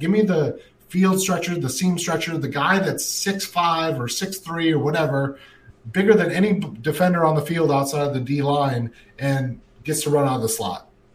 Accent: Minnesota, United States; I grew up in Minnesota

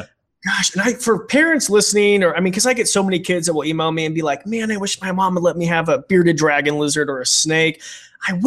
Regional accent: United States; growing up in Roby Creek.

